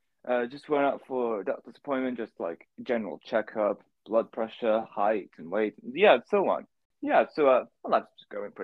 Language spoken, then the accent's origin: English; Manchester, North West England, United Kingdom; I've lived in Manchester my whole life, but I do want to like live somewhere else in the future. Every summer, I do go to Goiânia in Brazil just to visit my family, because my mom's Brazilian.